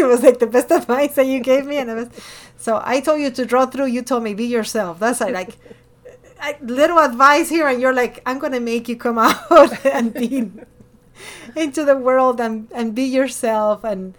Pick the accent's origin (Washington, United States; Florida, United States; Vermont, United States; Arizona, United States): Florida, United States; Miami; born there; also born or lived in Ecuador; I was born in Miami, but I lived in Ecuador for over a decade. And when I came here, I was like, you're not Hispanic enough, and you're not American enough.